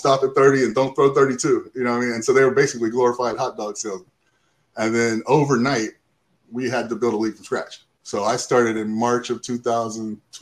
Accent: Tallahassee, Florida, United States; moved away as an adult; also born or lived in Atlanta; born and raised in Tallahassee, I grew up downtown by Myers Park

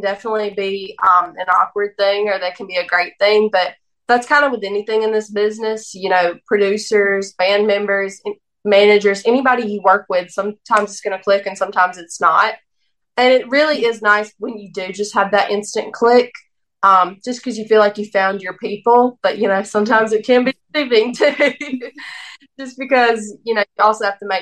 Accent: the South, United States; I'm from the South

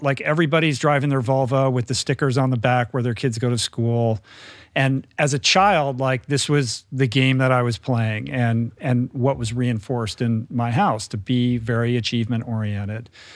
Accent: Bethesda, Maryland, United States; moved away as an adult; I grew up in Bethesda

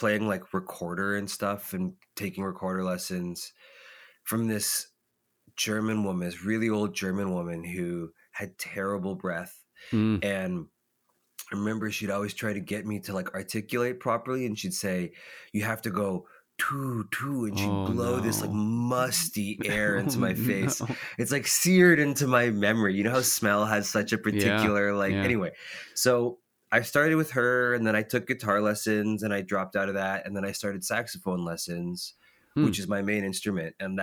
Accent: Caledon, Ontario, Canada; now in Toronto, Canada; outside of Toronto is a little town called Caledon, Ontario, which is lots of like horse farms and cornfields and cow fields. And I grew up out there.

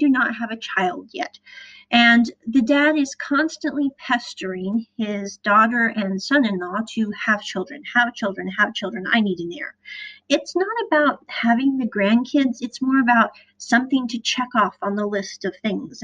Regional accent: Midwest, United States; I'm from the Midwest

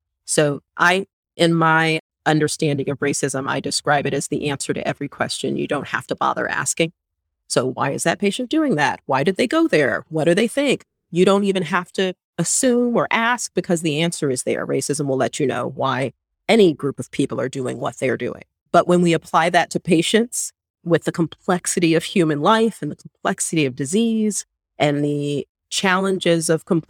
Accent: San Diego, California, United States; the neighborhood I grew up in San Diego.

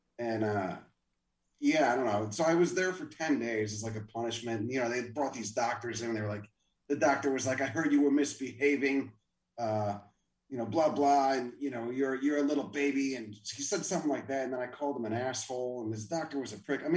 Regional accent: La Grange, Illinois, United States; I grew up in Chicago, like just outside of Chicago in a little Rust Belt suburb called LaGrange

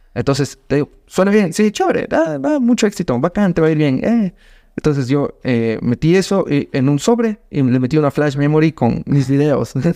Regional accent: Ecuador; vengo desde Ecuador

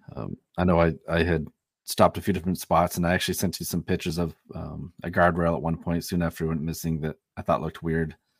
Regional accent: Leeds, Maine, United States; also born or lived in Belgrade, Maine; I grew up in Leeds. Um, I live in Belgrade

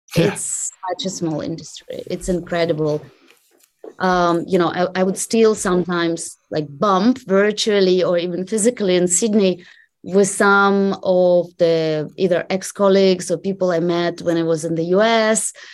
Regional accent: Russia; English is a second language; moved away as an adult; I started working for for a privately owned bank um, in in my hometown back in Russia

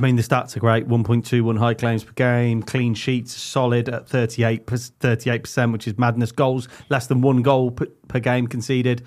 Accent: Leamington Spa, West Midlands, United Kingdom; we are from Leamington

